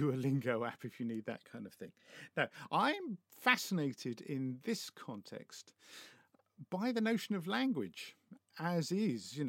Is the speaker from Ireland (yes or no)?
no; United Kingdom; I'm British